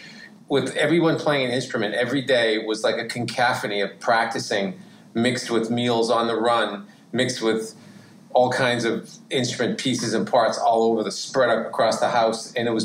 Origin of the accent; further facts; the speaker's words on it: Worcester, Massachusetts, United States; I'm from Massachusetts.